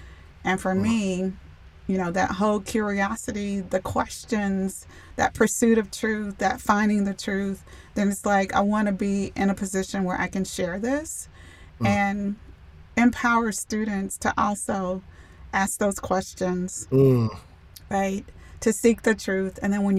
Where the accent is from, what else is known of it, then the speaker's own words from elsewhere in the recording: United States; my own experiences as a Black woman growing up in America?